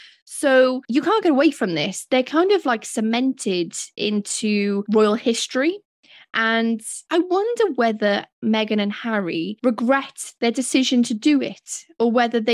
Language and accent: English; Wales, United Kingdom; accent: Welsh; I forget that I have a British accent. I'm like, my Welsh accent's doing me proud.